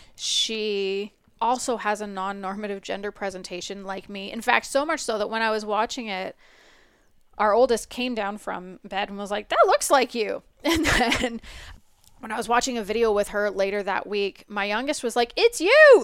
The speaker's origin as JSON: {"language": "English", "country": "Canada", "said": "we're Canadian"}